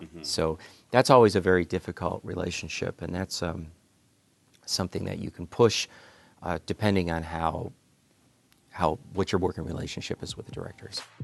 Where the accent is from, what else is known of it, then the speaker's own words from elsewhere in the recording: Cleveland, Ohio, United States; I grew up in Cleveland, Ohio